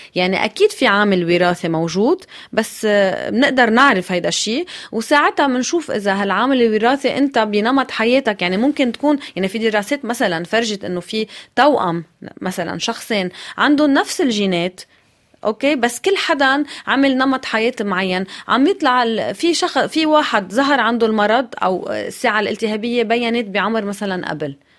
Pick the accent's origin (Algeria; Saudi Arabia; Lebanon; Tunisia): Lebanon